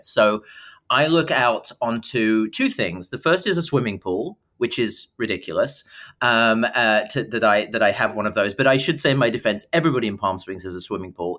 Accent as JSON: {"language": "English", "town": "Dartford", "region": "South East England", "country": "United Kingdom", "tie": "born or raised there", "moved": "yes", "said": "growing up in, in Dartford and Kent"}